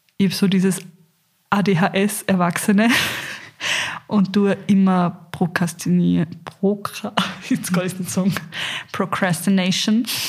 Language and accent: German; Carinthia, Austria; ich bin in Kärnten aufgewachsen